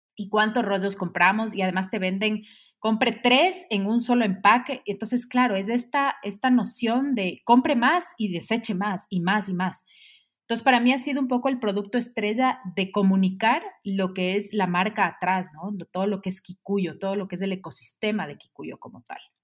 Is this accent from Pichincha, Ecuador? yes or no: yes; Quito, Pichincha, Ecuador; soy quiteña, ecuatoriana